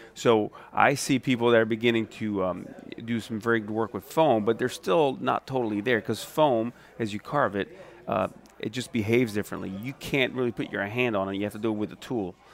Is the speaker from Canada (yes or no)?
no; Viareggio, Tuscany, Italy; now in New Orleans, United States; my hometown of Viareggio, which is in Tuscany